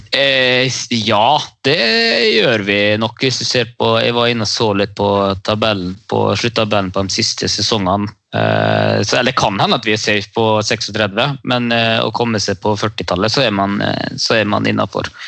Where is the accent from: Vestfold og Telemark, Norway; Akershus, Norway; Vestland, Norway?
Vestland, Norway; Bergen; Jeg er jo bergenser